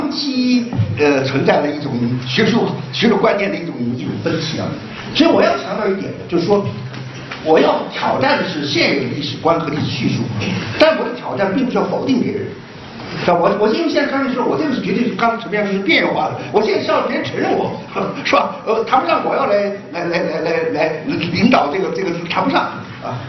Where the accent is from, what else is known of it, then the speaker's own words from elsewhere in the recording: China; 别人最羡慕的就我们中国人这三个人